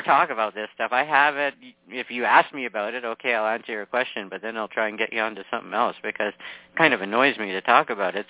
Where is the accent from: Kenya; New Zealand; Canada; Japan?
Canada; I'm from Canada